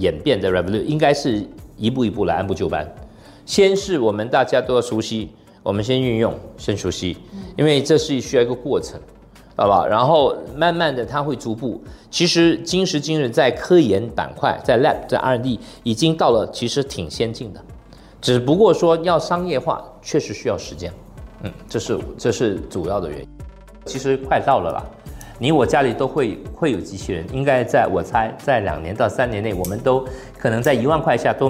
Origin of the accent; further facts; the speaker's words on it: Singapore; 作为新加坡人，我们都很有优越感，但我希望我们的优越感要比较务实。